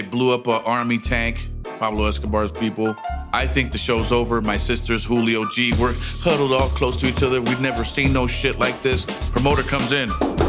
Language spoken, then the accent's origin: English; Pinar del Río, Cuba; I was born in 1967 in Pinar del Río, Cuba.